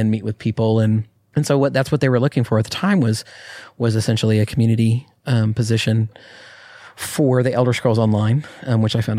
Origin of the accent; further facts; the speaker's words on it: Austin, Texas, United States; also born or lived in New Mexico; I grew up in Austin entire career had been in Austin